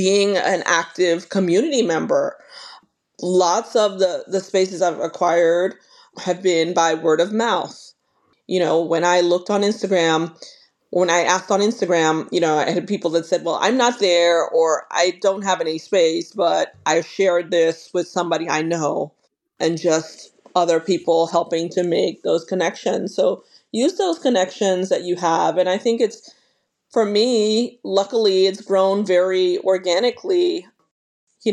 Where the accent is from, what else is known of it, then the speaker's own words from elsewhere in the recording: New York City, New York, United States; now in Norfolk, United States; growing up in New York across the street from the Brooklyn Botanic Garden